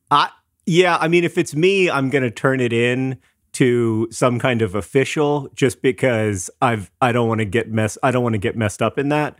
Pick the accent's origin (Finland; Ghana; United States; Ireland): United States; Orlando, Florida; I grew up in Orlando, Florida